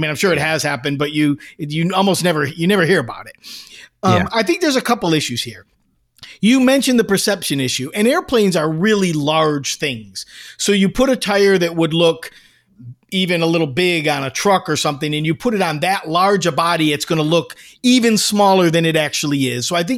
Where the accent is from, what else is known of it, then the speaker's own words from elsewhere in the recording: Taberg, New York, United States; It's Taberg, and I was born in Taberg.